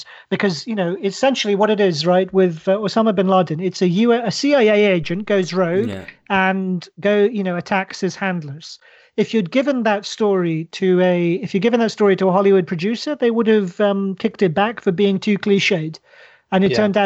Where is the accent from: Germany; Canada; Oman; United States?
Oman; moved away; I grew up in Oman